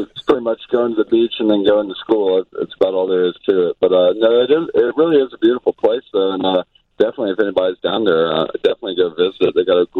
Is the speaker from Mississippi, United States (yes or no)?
yes; Mississippi, United States; moved away; also born or lived in Tennessee; I'm actually from Mississippi, so really the only team growing up that I ever watched was the Braves.